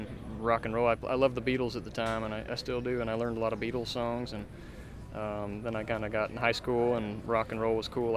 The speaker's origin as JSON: {"language": "English", "town": "Draper", "region": "Utah", "country": "United States", "tie": "born or raised there", "said": "I grew up in Salt Lake, in Draper, Utah, but just south of Salt Lake City there"}